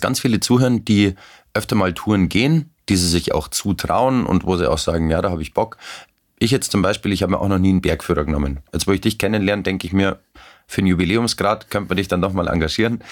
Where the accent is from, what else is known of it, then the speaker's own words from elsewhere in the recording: Werdenfelser Land, Bavaria, Germany; ich bin auch im Werdenfelser Land aufgewachsen